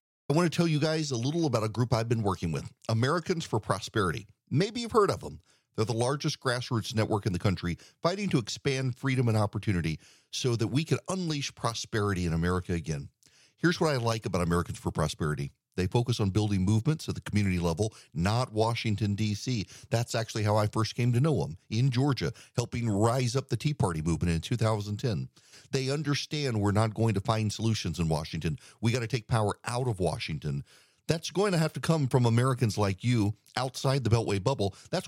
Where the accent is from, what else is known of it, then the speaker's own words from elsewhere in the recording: Dubai, United Arab Emirates; Well, I grew up in Dubai. Well, everybody knows I grew up in Dubai.